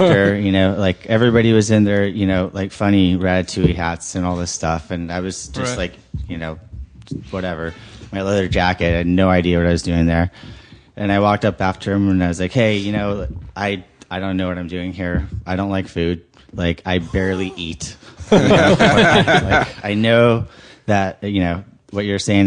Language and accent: English; Long Beach, California, United States; also born or lived in East Side, Los Angeles; now in Los Angeles, United States; originally from Long Beach, and then I've been the East Side for way too long to mention